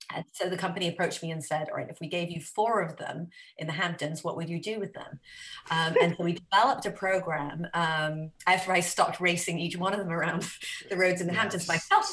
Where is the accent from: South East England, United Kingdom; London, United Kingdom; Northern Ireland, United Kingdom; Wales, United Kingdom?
Wales, United Kingdom; moved away as an adult; now in United States; I grew up in Wales I didn't go to college.